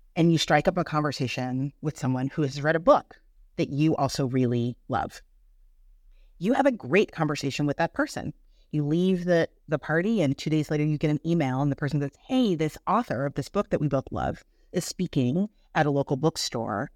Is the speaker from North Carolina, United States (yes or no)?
no; Birmingham, Michigan, United States; moved away as an adult; also born or lived in Boston, Massachusetts; I'm from Birmingham, Michigan